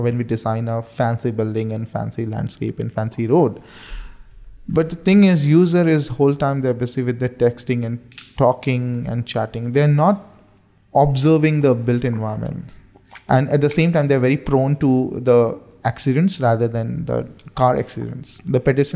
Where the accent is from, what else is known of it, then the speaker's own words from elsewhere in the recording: India; moved away as an adult; now in Bahrain; I'm an Indian.